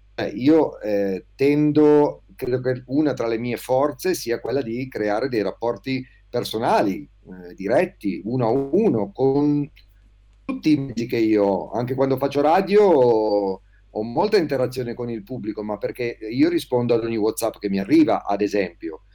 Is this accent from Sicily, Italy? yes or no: no; Liguria, Italy; moved away as an adult; also born or lived in Klagenfurt, Austria; now in Province of Alessandria, Italy; ho quarantotto anni, sono ligure, Ma da un po' di anni vivo in provincia di Alessandria